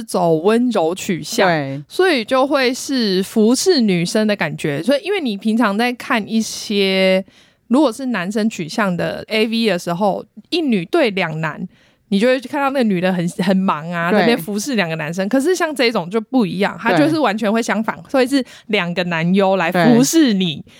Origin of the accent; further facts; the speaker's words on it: Taiwan; 连我们台湾人都知道铃木一彻了